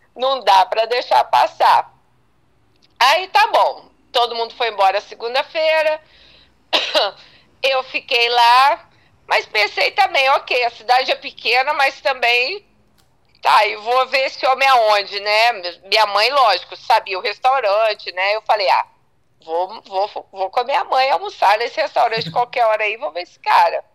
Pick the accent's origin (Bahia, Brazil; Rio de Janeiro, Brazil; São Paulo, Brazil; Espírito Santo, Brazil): Espírito Santo, Brazil; Vitória; eu sou de Vitória, da capital